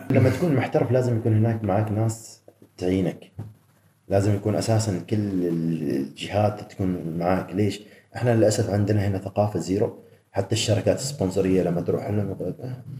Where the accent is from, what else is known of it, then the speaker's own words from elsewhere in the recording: Oman; احنا عمانيين